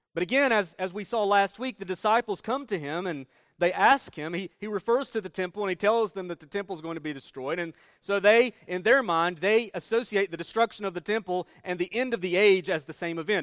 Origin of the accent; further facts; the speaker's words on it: Northeast Tennessee, United States; moved away; we're from Northeast Tennessee. And in Northeast Tennessee, there are plenty of mountains. Appalachian Mountains run through northeast Tennessee. You can see them right out our door